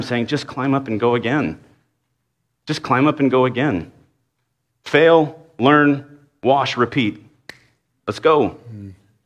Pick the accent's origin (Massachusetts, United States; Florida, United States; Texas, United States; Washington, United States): Texas, United States; Dallas; I grew up in Dallas